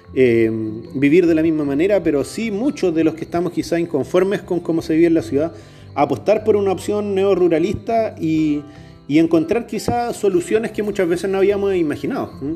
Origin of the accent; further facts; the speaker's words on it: Chilean Patagonia, Chile; Yo nací en la Patagonia chilena, al sur del, territorio de Chile, en el Gualmapu, en territorio mapuche